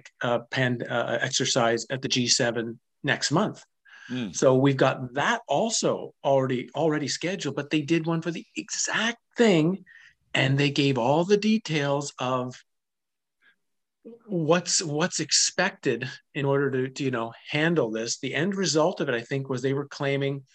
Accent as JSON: {"language": "English", "town": "Ottawa", "region": "Ontario", "country": "Canada", "tie": "born or raised there", "said": "I grew up in Ottawa"}